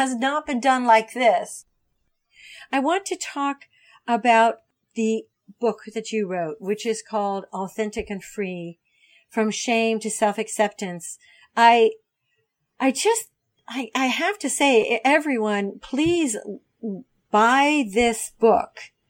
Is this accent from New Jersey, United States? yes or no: no; Ohio, United States; I grew up in Ohio. I grew up in a small town in Ohio.